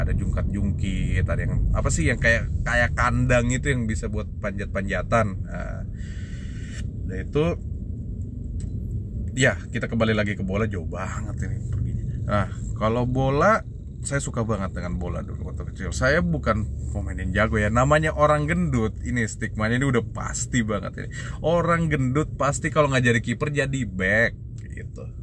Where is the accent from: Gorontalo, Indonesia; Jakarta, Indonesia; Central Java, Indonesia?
Jakarta, Indonesia; dulu saya tinggal di Jakarta 11 tahun saya dari kecil TK TK di Jakarta dan SD di Jakarta dan dulu saya tinggal di uh, suatu kompleks di daerah Pasar Minggu